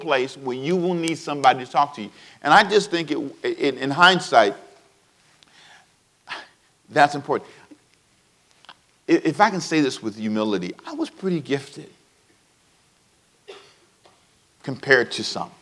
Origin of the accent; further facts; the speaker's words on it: United States; I'm American. I'm very proud to be an American